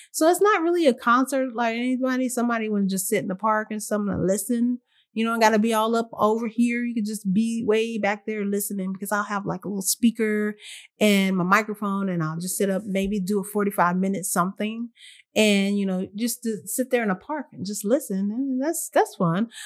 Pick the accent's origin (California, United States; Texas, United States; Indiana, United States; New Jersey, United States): Texas, United States; I'm from here. I'm from Texas